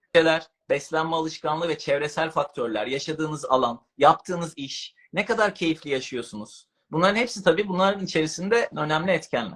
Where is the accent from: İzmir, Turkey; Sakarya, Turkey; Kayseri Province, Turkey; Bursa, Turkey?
İzmir, Turkey; moved away as an adult; now in Istanbul, Turkey; İzmirliyim abi ben